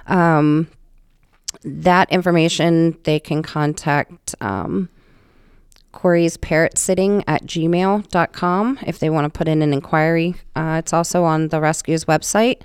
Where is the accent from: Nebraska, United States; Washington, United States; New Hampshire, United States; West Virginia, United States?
West Virginia, United States; moved away as an adult; now in Rhode Island, United States; I'm originally from West Virginia, actually, is where I was born